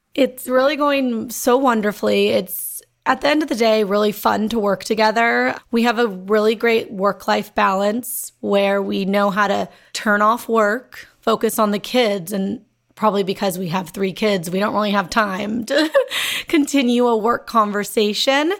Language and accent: English; Los Angeles, California, United States; growing up in Los Angeles